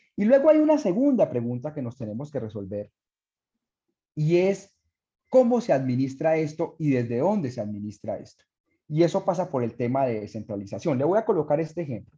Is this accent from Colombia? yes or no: yes; Colombia; lo que estamos viviendo nosotros en Colombia